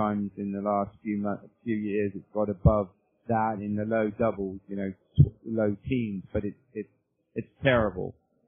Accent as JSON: {"language": "English", "country": "United Kingdom", "moved": "as an adult", "lives_now": "United States", "said": "I'm not a native of the United States. I'm from the United Kingdom originally, and I came over to the U.S. In the late 1980s as a graduate student."}